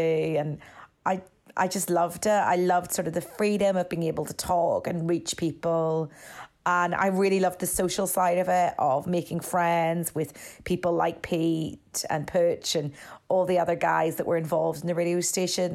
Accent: Northern Ireland, United Kingdom; moved away as an adult; I was from Northern Ireland. I'd come to do a year abroad at Saint Xavier

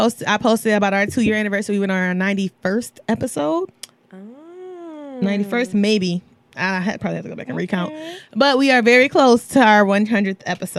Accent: Detroit, Michigan, United States; I'm from Mac.

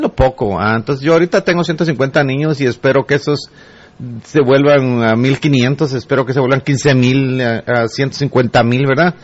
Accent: El Progreso, Guatemala; yo nací en el progreso

